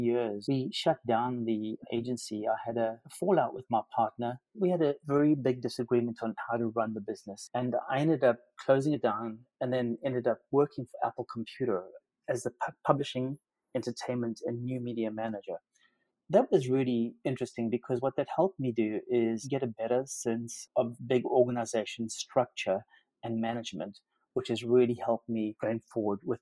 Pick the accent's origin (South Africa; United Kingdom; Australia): South Africa; Durban, KwaZulu-Natal; Durban, my hometown